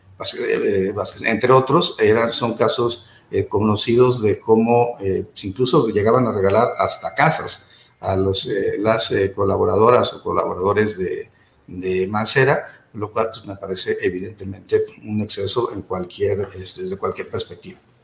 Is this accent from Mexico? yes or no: yes; Mexico